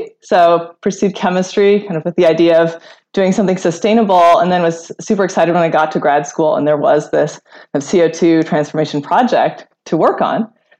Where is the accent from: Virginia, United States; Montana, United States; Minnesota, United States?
Montana, United States; I grew up in Montana and just in a family that was outside all the time. And it was right next to Glacier National Park.